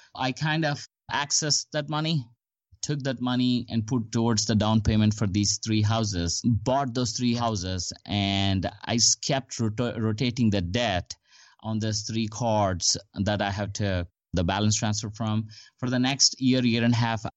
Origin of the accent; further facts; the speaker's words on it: India; moved away as an adult; also born or lived in Huntsville, Alabama / Houston / Bellevue, Washington; now in Dallas, United States; I came to United States. I'm originally from India. I came to United States in 2002 to pursue my master's degree